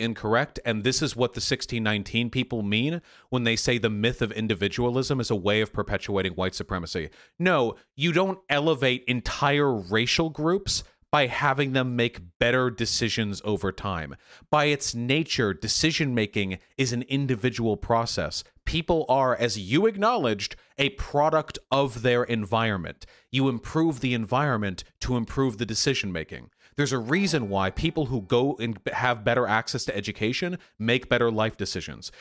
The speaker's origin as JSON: {"language": "English", "town": "Beverly Hills", "region": "California", "country": "United States", "tie": "born or raised there", "said": "I was born in Beverly Hills"}